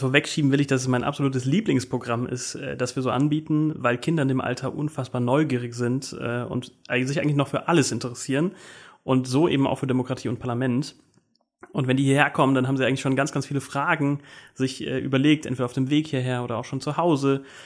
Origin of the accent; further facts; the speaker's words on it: Koblenz, Rhineland-Palatinate, Germany; now in Rheinhessen, Germany; ich komme aber aus Koblenz